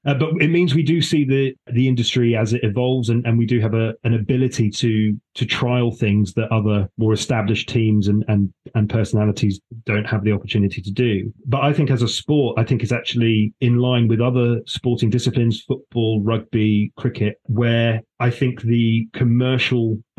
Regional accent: Gibraltar; I'm like, oh, by the way, I'm from Gibraltar, it's lovely, you should visit.

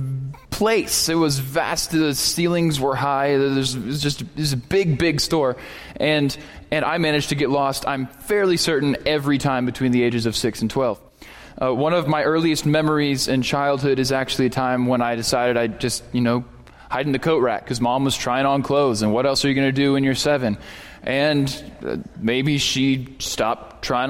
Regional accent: Erie, Pennsylvania, United States; moved away as an adult; now in Texas, United States; When I grew up in Erie, Pennsylvania

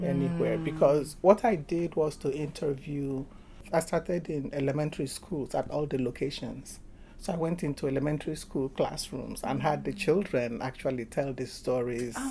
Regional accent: Nigeria; now in United States; I'm from Nigeria, but I entered Nigeria twice

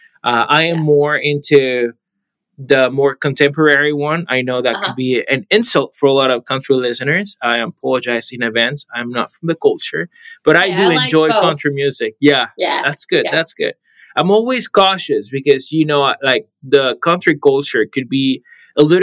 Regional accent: Panama; now in Arizona, United States; I am originally from Panama, so Latin America

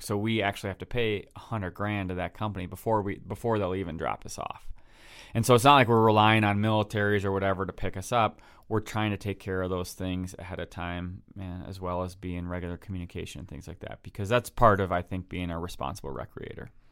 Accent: Wisconsin, United States; I'm from Wisconsin

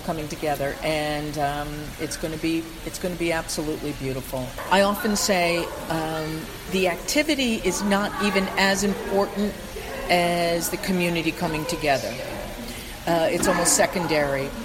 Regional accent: White Plains, New York, United States; also born or lived in New Rochelle, New York; I'm really a native Westchester person. I was born in White Plains, I lived in New Rochelle, and now I've been in Rye for about uh, 15 years.

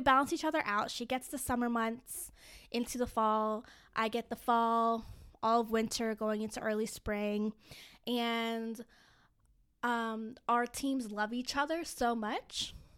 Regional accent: Fairfax, Virginia, United States; I grew up in Fairfax, Virginia

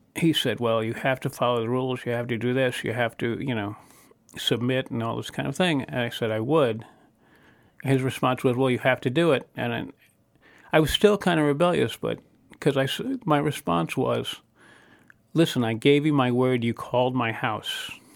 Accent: New York, United States; moved away as an adult; also born or lived in Baltimore; I was born in Baltimore, but I grew up in New York

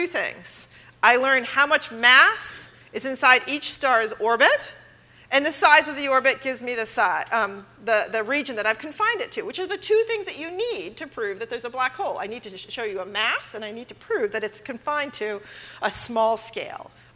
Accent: Los Angeles, California, United States; I'm from Los Angeles.

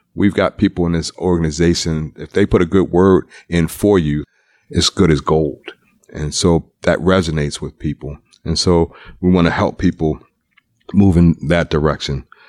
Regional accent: Baltimore, Maryland, United States; I'm from Baltimore

